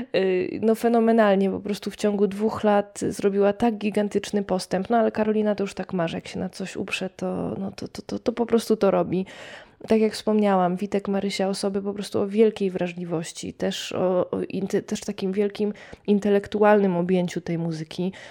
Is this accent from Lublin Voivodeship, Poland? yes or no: yes; Poniatowa, Lublin Voivodeship, Poland; Pochodzę z takiej małej miejscowości pod Lublinem, Poniatowa